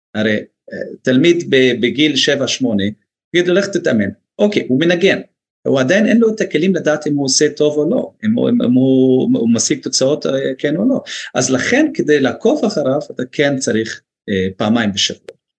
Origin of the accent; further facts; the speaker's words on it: Northern District, Israel; also born or lived in United States; גם אני מהצפון